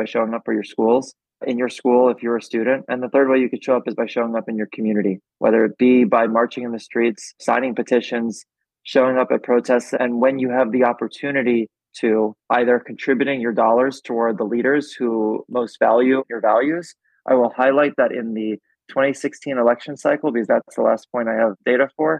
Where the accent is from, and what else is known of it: New York, United States; born or raised there